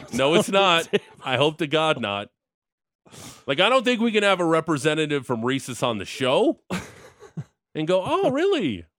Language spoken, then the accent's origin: English; Niagara, Ontario, Canada; now in Alberta, Canada